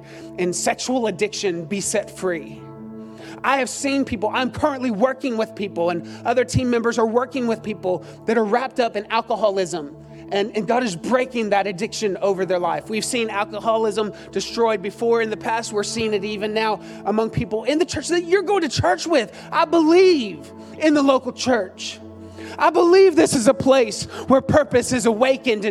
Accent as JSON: {"language": "English", "town": "Austin", "region": "Texas", "country": "United States", "tie": "born or raised there", "also_born_or_lived": "Cedar Park, Texas", "said": "growing up in East Austin, a little church called, I won't say it, that's still there, gave me a foundation for loving the house of the Lord"}